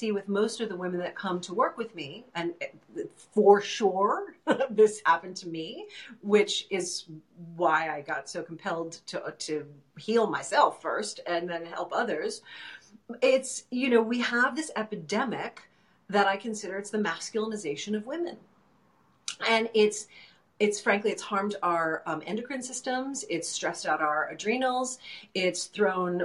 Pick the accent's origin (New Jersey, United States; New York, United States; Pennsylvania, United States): New York, United States; New York City; moved away; originally I'm from New York City